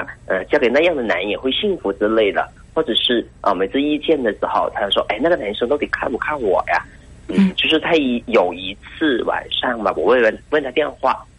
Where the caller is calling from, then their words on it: Hainan, China; 我是从海南那边打过来的嘛